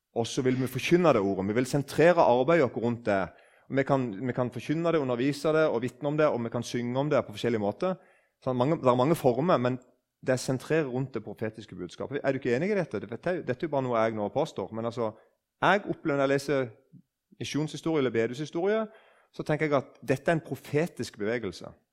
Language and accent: Norwegian; Eiken, Agder, Norway; Jeg husker da jeg var liten, og det var noen nykristne som vitna på bedehuset hjemme i Eiken.